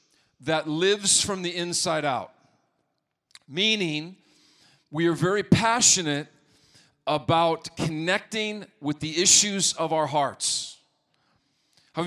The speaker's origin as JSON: {"language": "English", "region": "Montana", "country": "United States", "tie": "born or raised there", "moved": "yes", "said": "growing up in Montana"}